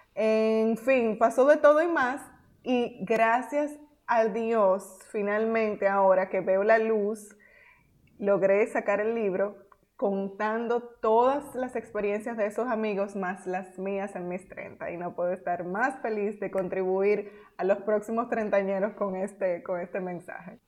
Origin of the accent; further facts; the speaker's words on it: Dominican Republic; moved away as an adult; also born or lived in United States / Nicaragua; Nosotras somos dominicanas